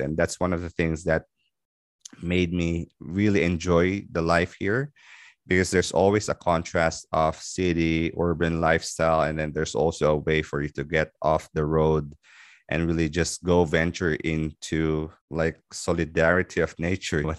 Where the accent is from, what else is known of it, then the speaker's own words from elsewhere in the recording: Philippines; moved away as an adult; now in Dubai, United Arab Emirates; I'm originally from the Philippines. So I moved in Dubai in two thousand ten